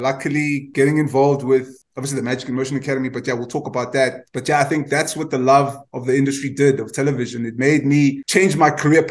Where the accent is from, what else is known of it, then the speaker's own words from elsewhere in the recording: Cape Town, Western Cape, South Africa; I grew up in Guguletu back, obviously, in the late 80s to the 90s